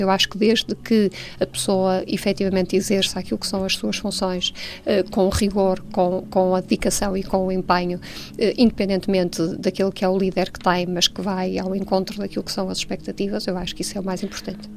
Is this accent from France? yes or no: no; Porto, Norte, Portugal; nasci no Porto, uh, estudei no Porto, vivi e vivo no Porto